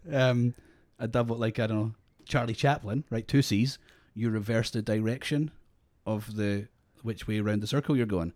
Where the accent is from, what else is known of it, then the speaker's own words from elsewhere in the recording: Scotland, United Kingdom; now in Australia; I'm Scottish, but we're in Australia